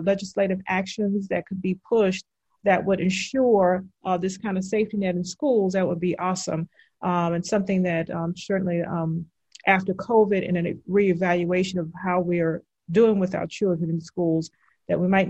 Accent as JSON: {"language": "English", "town": "Houston", "region": "Texas", "country": "United States", "tie": "born or raised there", "said": "I grew up in Houston"}